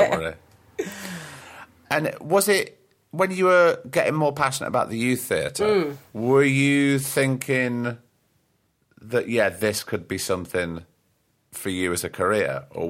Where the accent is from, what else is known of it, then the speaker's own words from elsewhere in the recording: Blackpool, North West England, United Kingdom; moved away as an adult; also born or lived in London; I was just on the cusp of 18 when I moved from Blackpool